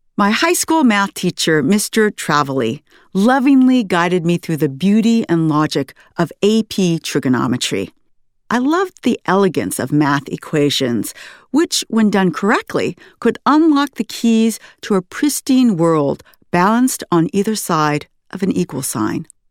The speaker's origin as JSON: {"language": "English", "town": "Sunnyvale", "region": "California", "country": "United States", "tie": "born or raised there", "said": "my hometown of Sunnyvale, California"}